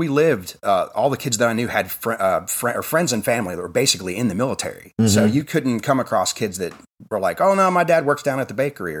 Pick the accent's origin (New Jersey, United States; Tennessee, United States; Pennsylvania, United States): Tennessee, United States; Crossville; also born or lived in California / Washington / Virginia Beach, Virginia; So I was born in California, then I moved to Washington, then I moved all the way to Virginia Beach, Virginia, and then we moved to Tennessee. I've lived in Tennessee most of my life. Moved to Crossville in 1991